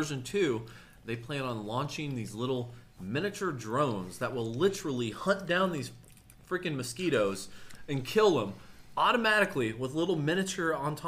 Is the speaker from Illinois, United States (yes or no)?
no; Kansas, United States; I'm from Kansas.